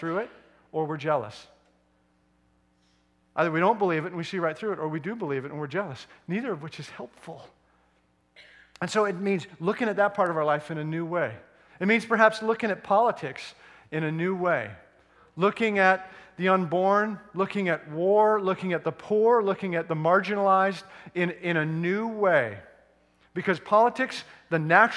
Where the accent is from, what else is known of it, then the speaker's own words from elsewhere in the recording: Edmonton, Alberta, Canada; moved away; which I grew up, born and raised in Edmonton